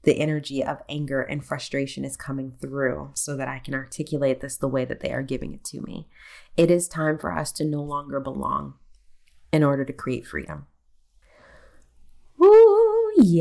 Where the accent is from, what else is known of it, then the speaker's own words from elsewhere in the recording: United States; I am American. I am an American